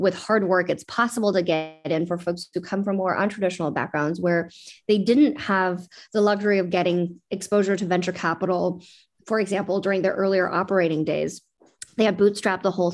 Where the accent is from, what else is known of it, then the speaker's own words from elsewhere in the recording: West Coast, United States; also born or lived in Beijing, China / Vancouver, Canada; now in San Francisco Bay Area, United States; I was born in Beijing myself, though my sister was born here, and grew up on the West Coast